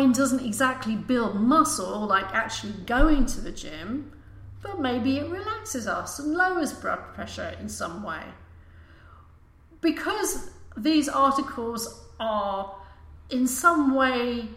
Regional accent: United Kingdom; I'm British

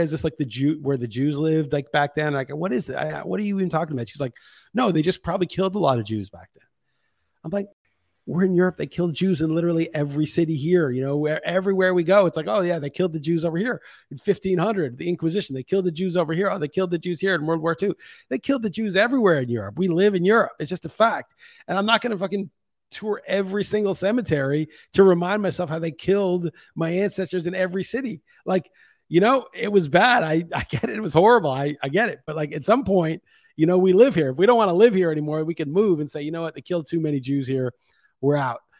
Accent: New York, United States; moved away as an adult; now in Lisbon, Portugal; when you're from the States and especially growing up in New York

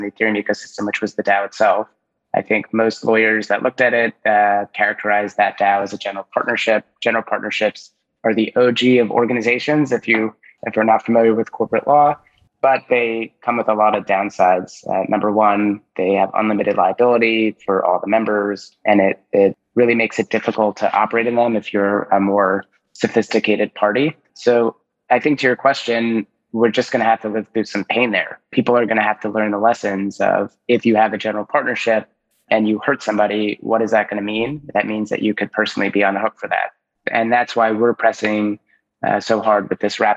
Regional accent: New Jersey, United States; I'm from New Jersey too

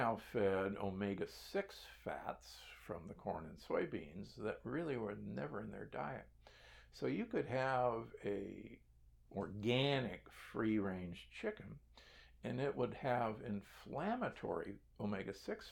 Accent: Nebraska, United States; I grew up in Nebraska

